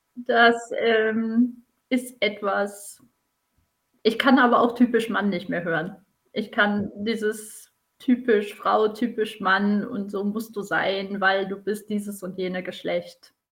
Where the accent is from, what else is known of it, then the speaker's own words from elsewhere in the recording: Emsland, Lower Saxony, Germany; bin gebürtige Emsländerin